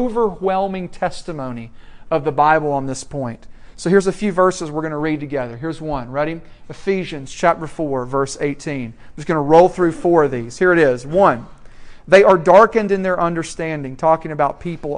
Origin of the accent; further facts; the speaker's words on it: Franklin, Tennessee, United States; moved away; my hometown of Franklin, Tennessee